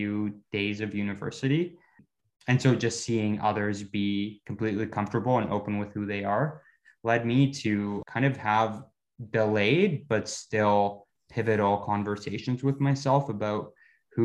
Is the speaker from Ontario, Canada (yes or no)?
yes; Ottawa, Ontario, Canada; also born or lived in Bogota, Colombia / Curaçao; I grew up in Ottawa, largely in the suburbs of Ottawa, called Barrhaven